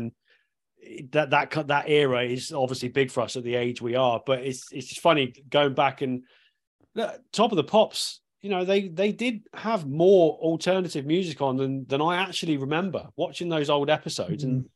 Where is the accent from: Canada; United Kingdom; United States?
United Kingdom; Cornwall, South West England; me and Padre growing up in Cornwall